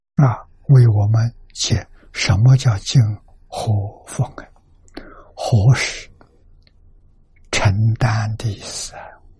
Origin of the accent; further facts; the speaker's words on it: China; 我们中国人讲虚岁